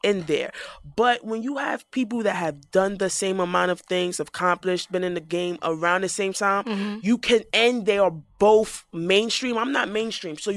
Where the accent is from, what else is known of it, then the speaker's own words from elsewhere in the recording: New York City, New York, United States; I'm from the Bronx